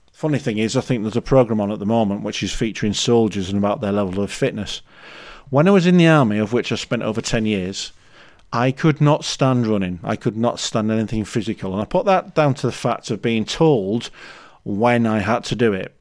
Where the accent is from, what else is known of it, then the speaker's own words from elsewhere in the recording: Leeds, Yorkshire and the Humber, United Kingdom; I'm from Leeds